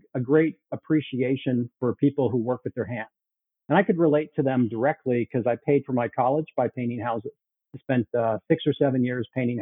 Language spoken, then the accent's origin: English; Chicago, Illinois, United States; moved away as an adult; also born or lived in Toronto, Canada / Bay Area, California / Asia; I was born in Toronto. Then they needed him to move to Chicago, and I was sent along with them to Chicago. And I mostly grew up in Chicago.